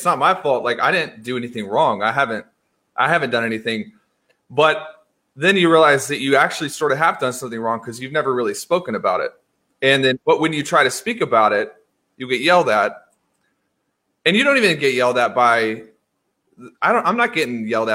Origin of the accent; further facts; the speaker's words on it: Memphis, Tennessee, United States; I grew up in Memphis